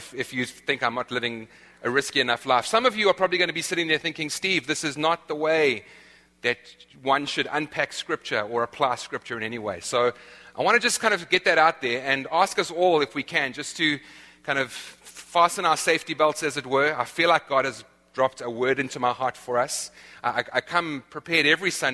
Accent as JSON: {"language": "English", "country": "South Africa", "moved": "yes", "said": "I'm from South Africa, the land of the eternal summer"}